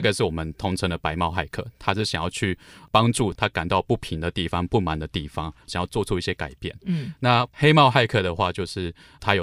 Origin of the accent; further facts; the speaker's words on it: Luodong, Yilan County, Taiwan; moved away as an adult; 我家乡宜兰，呃，罗东镇